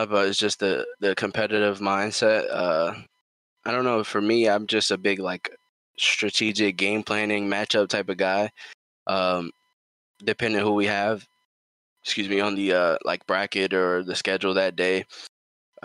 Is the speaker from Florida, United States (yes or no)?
no; New York City, New York, United States; growing up in New York City, playing high school basketball in New York City and Queens and Brooklyn